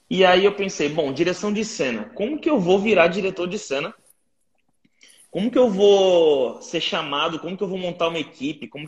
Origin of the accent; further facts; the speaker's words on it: Guarujá, São Paulo, Brazil; now in São Paulo, Brazil; anos, sou do Guarujá, litoral de São Paulo. Uh, cresci numa quebrada chamada Vila Santo Antônio, e quando eu tinha 18 anos, minha mãe faleceu e deixou uma grana para mim.